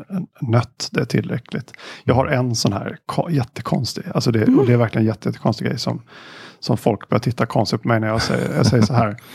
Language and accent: Swedish; Stockholm, Stockholm County, Sweden; also born or lived in Halmstad; now in Lund, Sweden; Jag är från Stockholm ursprungligen.